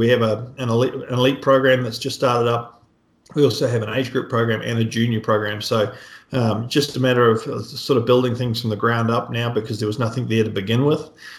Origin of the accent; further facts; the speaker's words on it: New Zealand; So my background, I grew up in New Zealand, so hence the accent. Most people understand me pretty well these days. It's faded a lot.